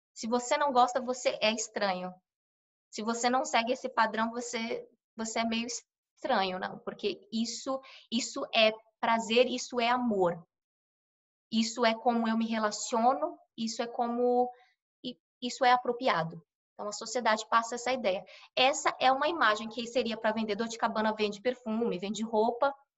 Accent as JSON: {"language": "Portuguese", "region": "São Paulo", "country": "Brazil", "moved": "as an adult", "lives_now": "United States", "said": "sou brasileira, sou de São Paulo, paulistana da zona leste de São Paulo, menina de cidade grande."}